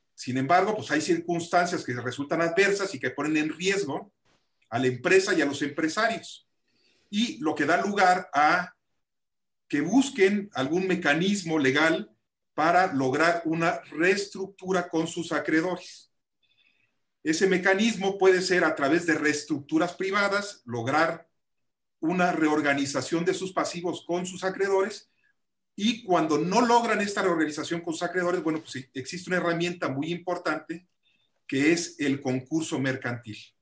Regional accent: Mexico; como mexicanos todos tenemos una gran responsabilidad

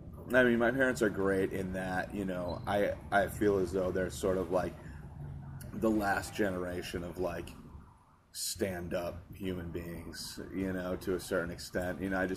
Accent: Hartford, Connecticut, United States; Yeah, I was born in Hartford.

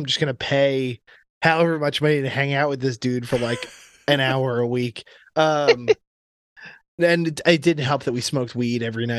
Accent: Florida, United States; I grew up in Florida. In fact, I grew up near a really great surfing beach in Florida

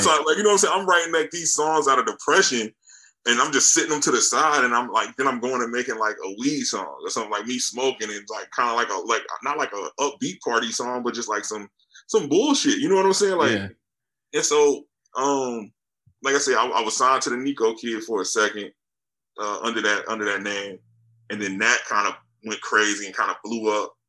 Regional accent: Charlotte, North Carolina, United States; now in Fayetteville, United States; I'm in North Carolina like uh, I'm actually in Fayetteville right now, but I'm from Charlotte

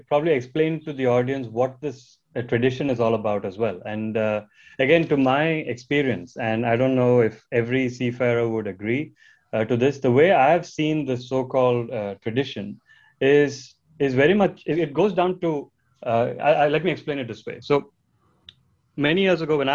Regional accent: India; I come from India.

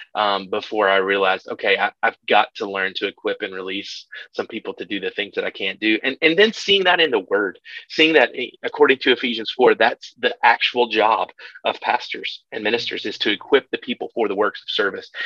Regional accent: Kentucky, United States; my my people, I'm from Kentucky, and my people are, are farmers and, and blue collar folks.

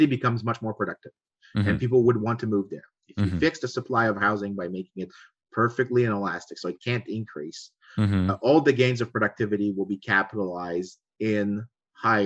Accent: Quebec, Canada; I come from Quebec.

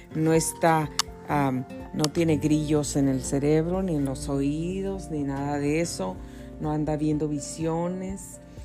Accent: Mexico City, Mexico; moved away; nací en la Ciudad de México, en Coyoacán, Distrito Federal

